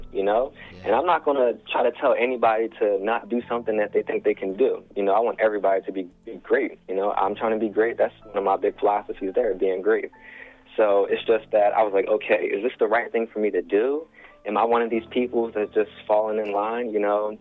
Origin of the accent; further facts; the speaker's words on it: Chester, Pennsylvania, United States; I'm from Chester, man. Born and raised proudly